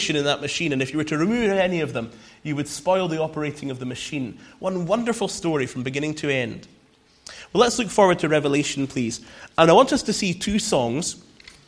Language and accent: English; Scotland, United Kingdom; She's Scottish, and I'm Scottish, but we met here